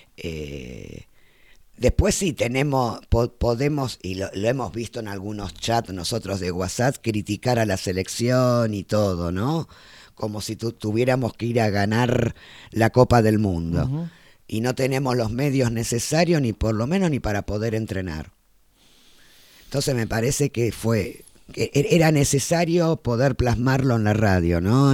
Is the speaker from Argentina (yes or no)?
yes; Argentina; como argentinos